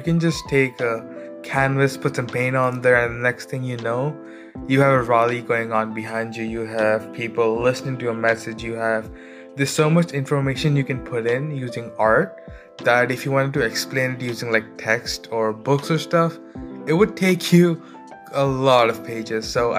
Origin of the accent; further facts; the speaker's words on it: Ontario, Canada; I'm from Ontario.